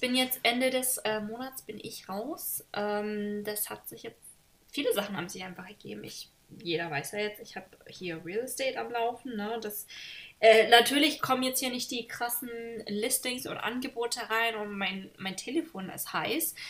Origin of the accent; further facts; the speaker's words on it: Germany; moved away; also born or lived in Washington; in meinem Heimat, äh, wo ich herkomme, in Deutschland